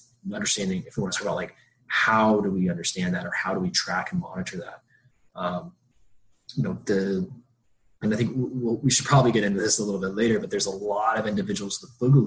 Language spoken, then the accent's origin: English; Georgia, United States; I grew up in Georgia